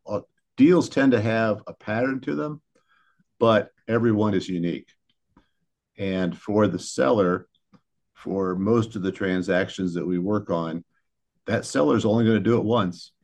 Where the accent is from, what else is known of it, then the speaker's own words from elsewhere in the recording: Wooster, Ohio, United States; my father was, uh, at the College of Worcester, So I was born in Worcester and grew up here